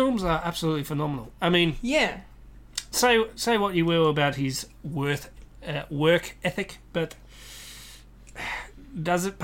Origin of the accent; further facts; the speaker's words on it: Australia; accent: Australian; my Australian accent